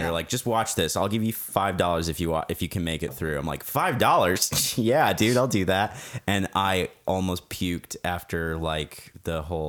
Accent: Arizona, United States; Peoria, Arizona. Shout out to my home state.

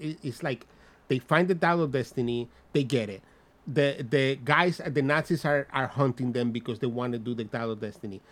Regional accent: Dominican Republic; accent: Dominican; my Dominican ass accent

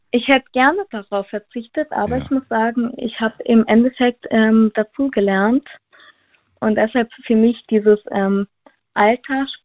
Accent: Villingen-Schwenningen, Baden-Württemberg, Germany; Äh, Flingen-Schwenningen.

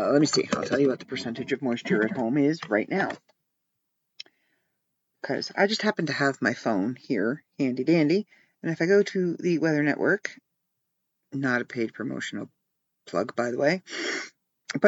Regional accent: Ontario, Canada; I'm from Ontario and where I live is covered in snow

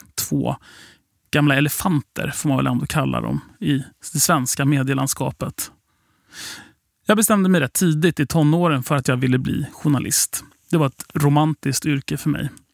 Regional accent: Sweden; vi kom från Sverige

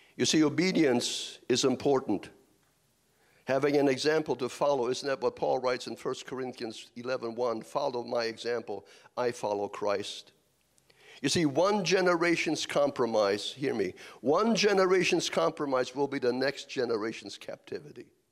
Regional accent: Kansas, United States; I'm from Kansas also

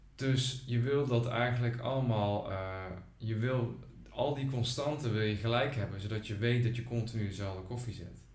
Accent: Groesbeek, Gelderland, Netherlands; ik kom zelf uit Groesbeek bij Nijmegen

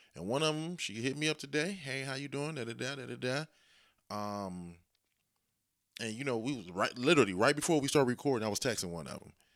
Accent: Dayton, Ohio, United States; born or raised there

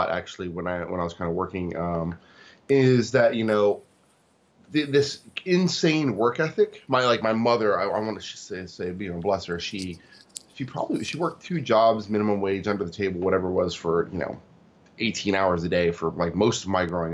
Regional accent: Tacoma, Washington, United States; also born or lived in Seoul, South Korea; So I was born in Seoul, South Korea, but I grew up in Tacoma, Washington.

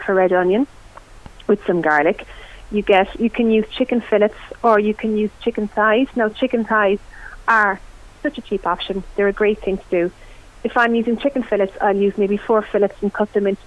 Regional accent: West Cork, Munster, Ireland; I'm from West Cork

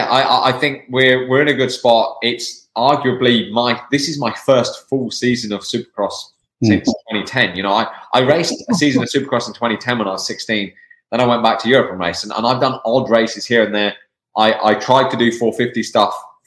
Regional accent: England, United Kingdom; now in United States; I'm from the UK, I'm from England.

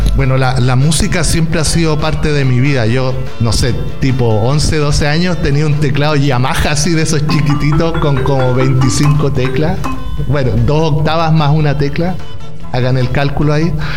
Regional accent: Chillán, Ñuble, Chile; moved away as an adult; now in Berlin, Germany; Soy chileno, vengo de una ciudad pequeñita que se llama Chillán

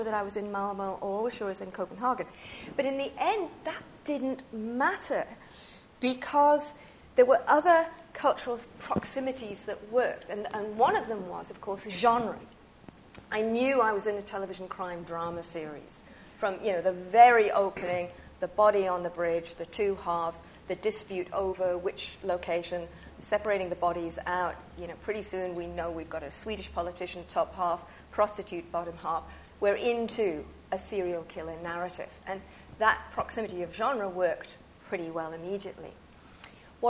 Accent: United Kingdom; moved away; also born or lived in France; being British and having lived in France for a while

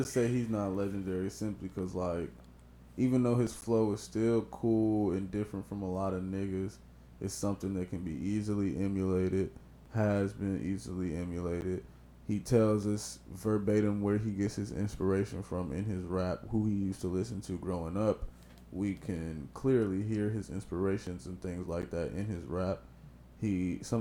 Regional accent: Florence, United States; I'm from Florence, and like, it's a rich white side, and then it's the hood

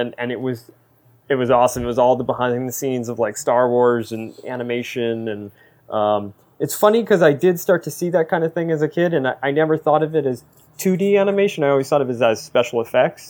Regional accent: East Coast, United States; growing up on the East Coast

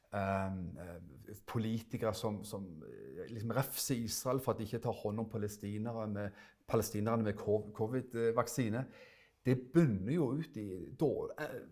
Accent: Stavanger, Rogaland, Norway; moved away as an adult; now in Froland, Norway; Som du hører, så er jeg fra Stavanger

